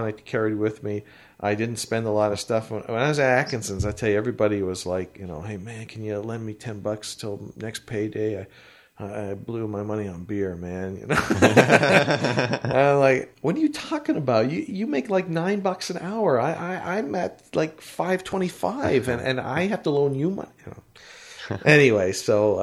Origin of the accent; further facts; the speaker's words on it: Canada; We're from Canada